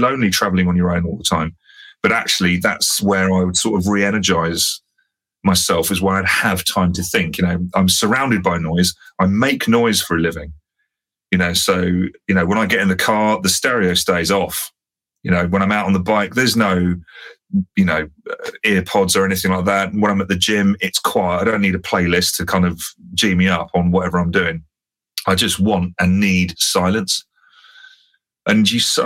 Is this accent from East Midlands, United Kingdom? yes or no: no; London, United Kingdom; moved away as an adult; now in South Coast, United Kingdom; still as a Londoner, I need to be close enough to be able to just jump in the car and go, bosh, I'm back in on home turf